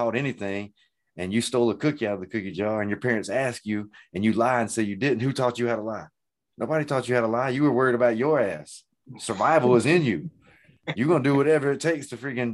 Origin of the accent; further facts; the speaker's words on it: the South, United States; I'm from the South